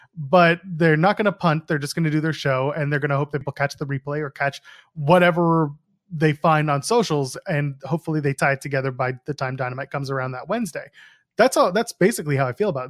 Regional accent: Canada; I'm a Canadian

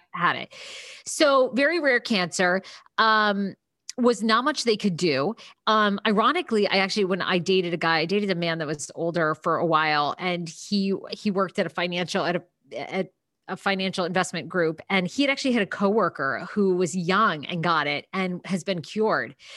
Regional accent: Maine, United States; I grew up in Maine

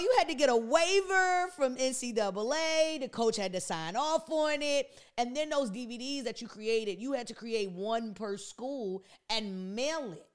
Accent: DC metropolitan area, United States; me being a product of the D M V area, mo-, mainly D C and then P G County

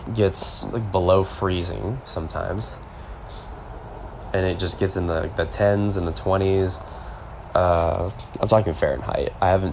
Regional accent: Houston, Texas, United States; accent: American English; I'm coming from Houston, Texas, in America, where we speak clear American English

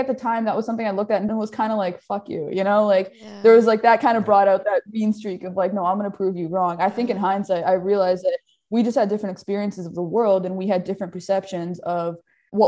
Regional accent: Edmonton, Alberta, Canada; growing up in Edmonton

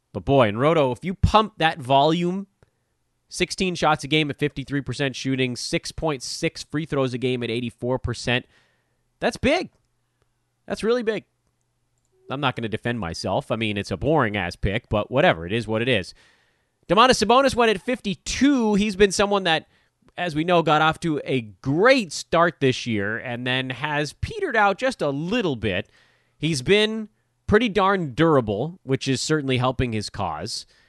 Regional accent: Los Angeles, California, United States; I grew up in Westchester.

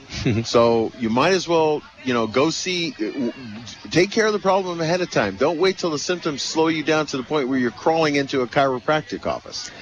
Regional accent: California, United States; I was born in California.

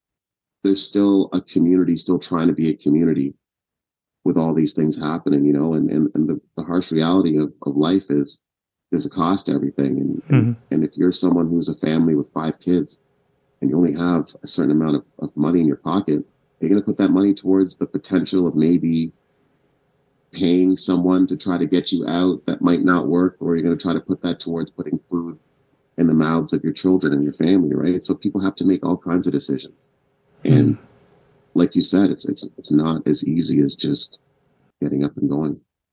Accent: Kenya; born there; Yeah, so my family's Ugandan, but I was born in Kenya at the time

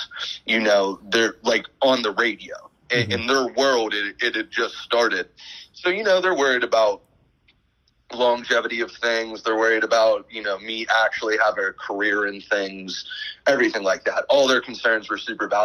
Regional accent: Pittsburgh, Pennsylvania, United States; I'm from Pittsburgh originally

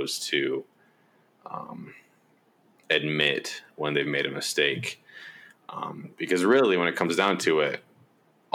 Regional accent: Boise, Idaho, United States; moved away as an adult; also born or lived in Logan, Utah; now in Salt Lake City, United States; I am from Boise, Idaho, and I also went to school at Utah State

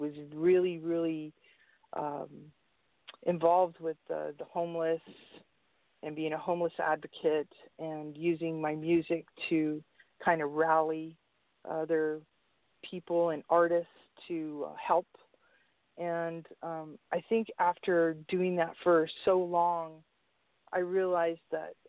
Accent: San Francisco, California, United States; I grew up in the Mission in San Francisco

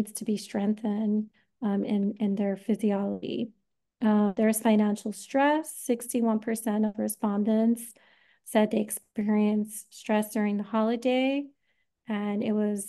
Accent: New York, United States; moved away; I am originally from New York

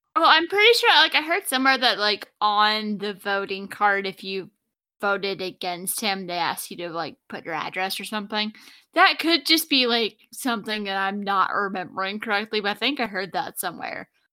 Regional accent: Oak Ridge, Tennessee, United States; I grew up in East Tennessee

